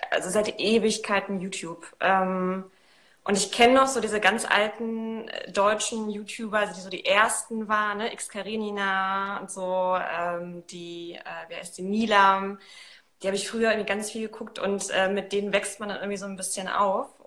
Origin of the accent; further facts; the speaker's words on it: Poland; Ich komme eigentlich aus Polen, deswegen gucke ich im Augenblick äh, auch ein paar polnische Kanäle tatsächlich, um die Sprache so wieder drauf zu